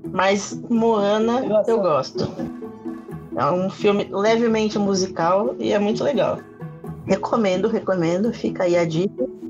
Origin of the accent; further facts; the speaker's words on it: Brazil; Eu sou brasileiro.